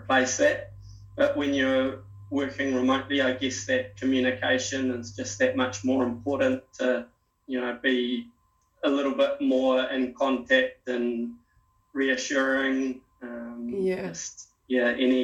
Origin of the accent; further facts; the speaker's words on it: Palmerston North, Manawatū-Whanganui, New Zealand; moved away as an adult; also born or lived in Auckland, New Zealand / Invercargill, New Zealand / Buenos Aires, Argentina / Wanaka, New Zealand; now in Lima, Peru; I grew up in Palmerston North, but then went to university in Auckland.